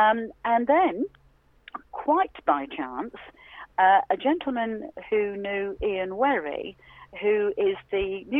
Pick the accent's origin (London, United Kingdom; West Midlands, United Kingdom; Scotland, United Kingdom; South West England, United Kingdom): West Midlands, United Kingdom; Wolverhampton; I'm always happy to talk to the people of Wolverhampton, Jason. That's my hometown, as I said.